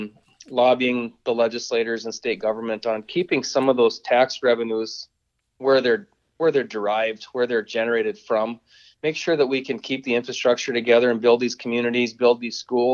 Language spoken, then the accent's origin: English; Watford City, North Dakota, United States; I'm originally from Watford City